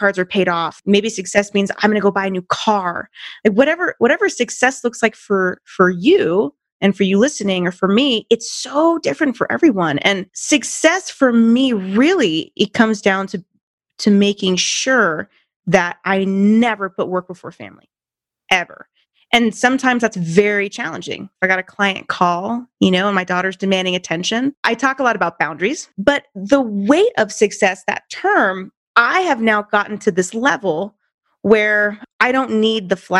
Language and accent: English; Santa Cruz Mountains, California, United States; moved away as an adult; now in Colorado, United States; We grew up in the Santa Cruz Mountains, and our hometown